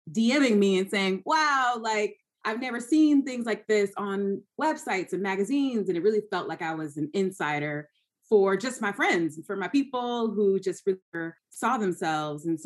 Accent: Georgia, United States; moved away; And it's crazy because I moved from Georgia. I went to school in North Carolina. I'm a Southern girl.

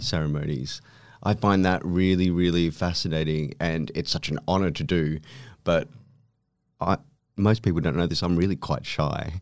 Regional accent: Philippines; I was born in the Philippines

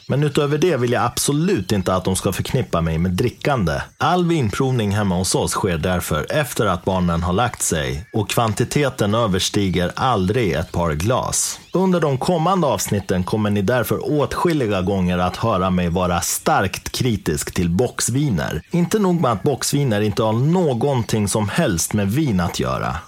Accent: Dalarna County, Sweden; moved away as an adult; also born or lived in Uppsala; jag är uppvuxen i Dalarna, flyttade sen till Uppsala där jag utbildade mig i många år

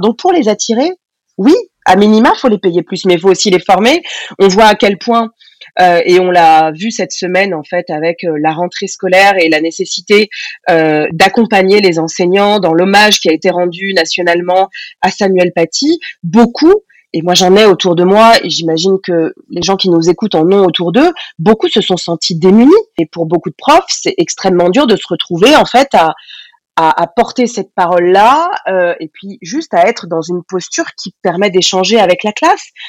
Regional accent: Essonne, Île-de-France, France; J'ai grandi dans l'Essonne, dans le 91, dans une banlieue

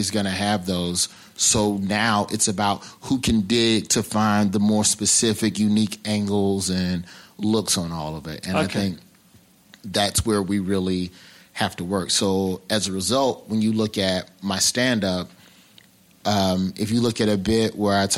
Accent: Alabama, United States; I'm a Southerner at heart. You know, I'm from Alabama

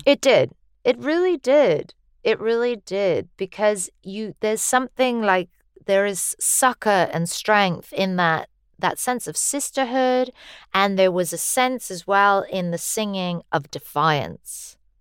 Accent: United States; as an American

